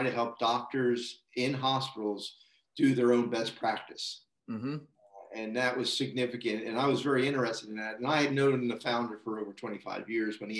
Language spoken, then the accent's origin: English; United States; moved away as an adult; also born or lived in United Kingdom / Canada; born and raised in the United States